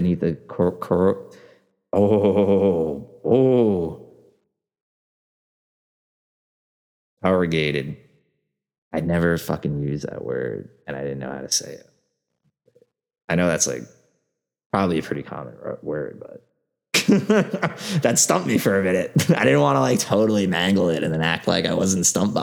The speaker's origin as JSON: {"language": "English", "town": "New York City", "region": "New York", "country": "United States", "said": "as a New Yorker"}